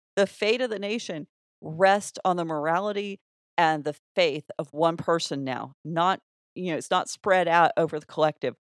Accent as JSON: {"language": "English", "region": "Oklahoma", "country": "United States", "said": "I'm from Oklahoma, that's what our wilderness looks like"}